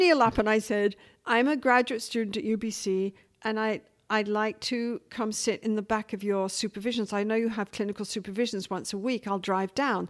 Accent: England, United Kingdom; now in Vancouver, Canada; as an English working class woman

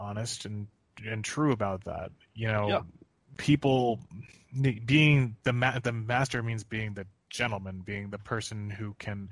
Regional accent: Philadelphia, Pennsylvania, United States; as a Philadelphian

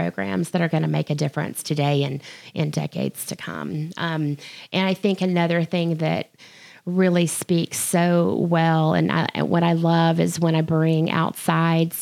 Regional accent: Jackson, Mississippi, United States; now in Memphis, United States; I'm from Jackson, Mississippi

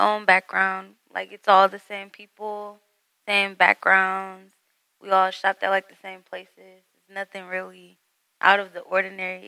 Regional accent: Detroit, Michigan, United States; I was born and raised in Metro Detroit

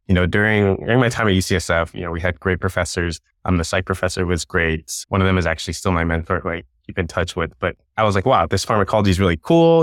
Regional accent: Long Beach, California, United States; I grew up in Long Beach, California

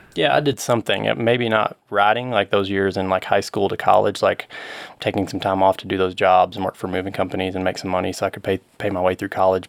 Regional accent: Murray, Kentucky, United States; now in Colorado Springs, United States; Western Kentucky, I grew up in Murray

